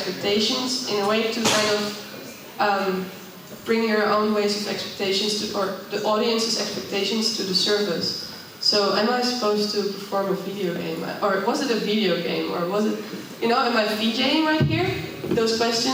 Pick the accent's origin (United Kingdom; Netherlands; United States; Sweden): Netherlands; also born or lived in Amsterdam; I come from the Netherlands